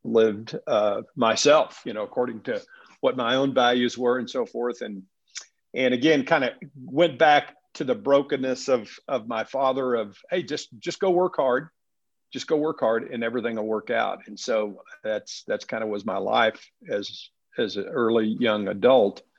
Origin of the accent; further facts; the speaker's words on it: West Texas, United States; moved away; also born or lived in Southern California; So I was born and raised in West Texas